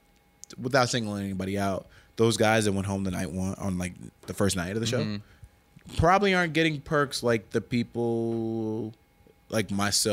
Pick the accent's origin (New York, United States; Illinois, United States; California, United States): Illinois, United States; Chicago; there are some people like me in Chicago. When I go out to Chicago now, it's like – they know me because I'm from Chicago.